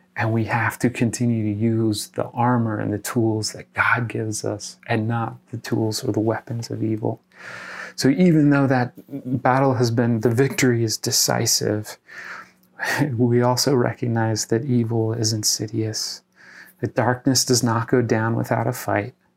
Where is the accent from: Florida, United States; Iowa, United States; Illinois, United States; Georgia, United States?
Iowa, United States; my home state of Iowa